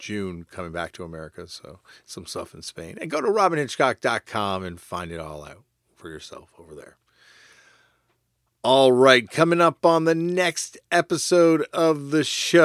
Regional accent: Canada; I say this as a Canadian

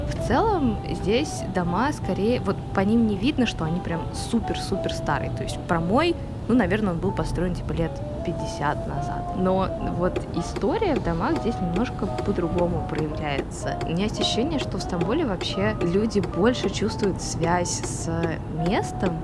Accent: Moscow, Russia; moved away as an adult; now in Istanbul, Turkey; я родилась здесь, но, честно говоря, я себя москвичкой никогда не чувствовала

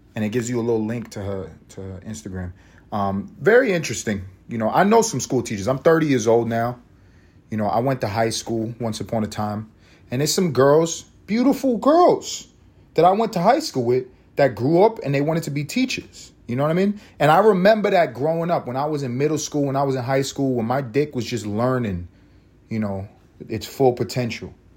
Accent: New York City, New York, United States; I went to sc, middle school in my hometown of East Harlem, New York City

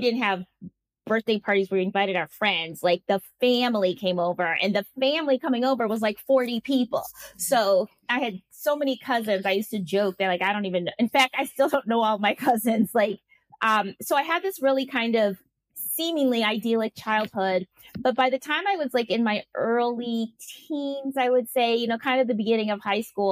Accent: Milwaukee, Wisconsin, United States; moved away as an adult; now in Spain; growing up in Milwaukee was actually quite picturesque

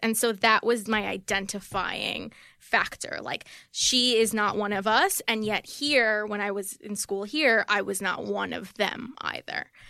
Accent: New York City, New York, United States; first language Spanish; English is a second language; I grew up in Queens in a very white neighborhood

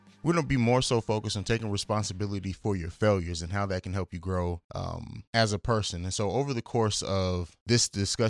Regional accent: Germany; Someone that I grew up with in Germany, Dwayne, died as well.

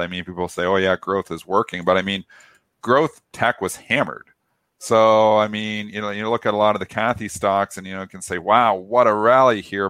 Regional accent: Canada

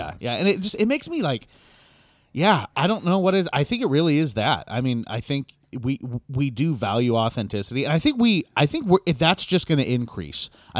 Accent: Wisconsin, United States; I'm from Wisconsin. Now, granted, I was from like the city in Wisconsin.

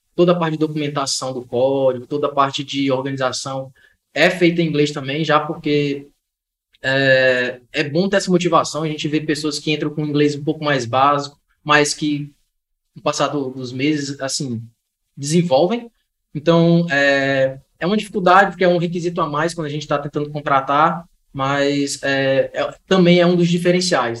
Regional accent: Ceará, Brazil; Gosto da minha terrinha aqui, minha segurança aqui no, no interior

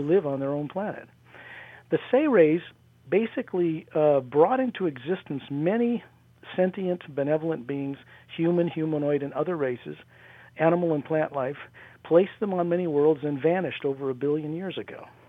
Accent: near Salt Lake, Utah, United States; in Utah, where I grew up near Salt Lake

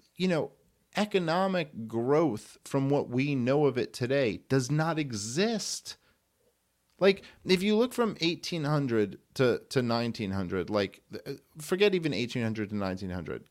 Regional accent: New York City, New York, United States; I grew up in Brooklyn

